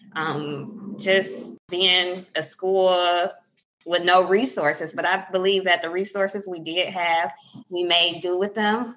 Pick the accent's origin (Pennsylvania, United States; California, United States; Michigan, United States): Michigan, United States; Inkster; also born or lived in Detroit, Michigan / Taylor, Michigan; I was born in Detroit, Michigan. I grew up west of Detroit, uh, down anywhere from Taylor to Inkster area.